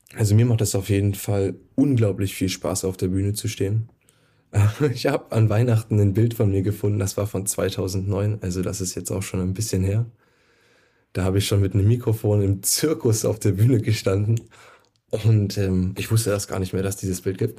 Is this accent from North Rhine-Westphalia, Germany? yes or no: no; Brandenburg, Germany; moved away; also born or lived in Nuremberg; in Brandenburg, wo ich herkomme.